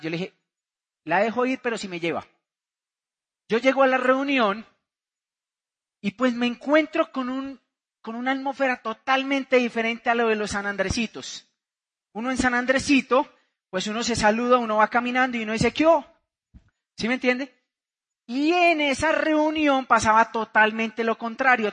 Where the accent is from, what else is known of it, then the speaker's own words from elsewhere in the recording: Bucaramanga, Santander, Colombia; vengo de Bucaramanga, Santander